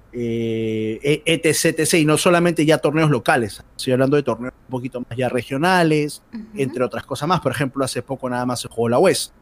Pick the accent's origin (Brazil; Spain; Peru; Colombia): Peru; Santa Anita, Lima; Siempre que me han preguntado de dónde eres, sale mi pecho de Santanita